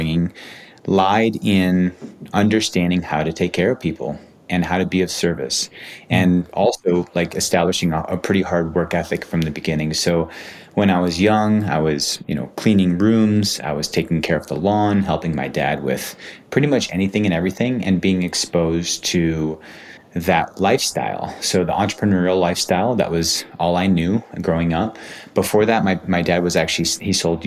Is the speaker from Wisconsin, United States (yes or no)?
yes; Oconomowoc, Wisconsin, United States; I was born in Oconomowoc, Wisconsin, which is a suburb of Milwaukee